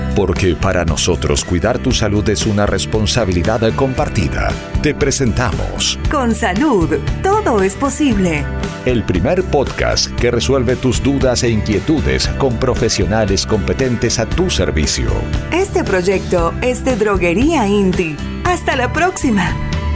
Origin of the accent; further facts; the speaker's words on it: Bolivia; Tenemos que pensar como bolivianos